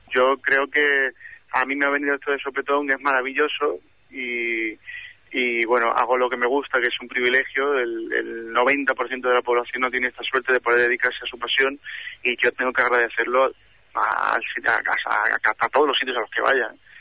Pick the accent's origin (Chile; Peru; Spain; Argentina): Spain; Málaga, Andalusia; moved away